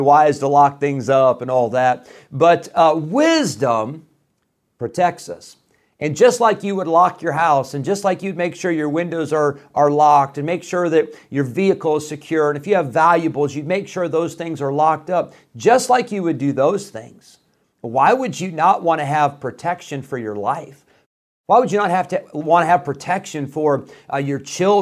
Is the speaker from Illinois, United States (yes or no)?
yes; Rockford, Illinois, United States; also born or lived in Geneseo, Illinois; My family, we moved from Rockford, Illinois when I was 16. So this was 1995.